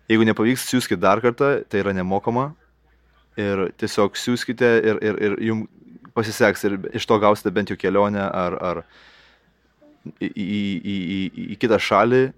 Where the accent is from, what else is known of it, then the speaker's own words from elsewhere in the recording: Lithuania; first language Lithuanian; English is a second language; I could say some words in my in my mother tongue, Lithuanian, to all the artists out there in Lithuania